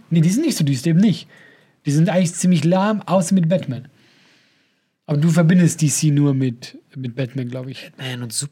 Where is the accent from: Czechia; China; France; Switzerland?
Switzerland; accent: Swiss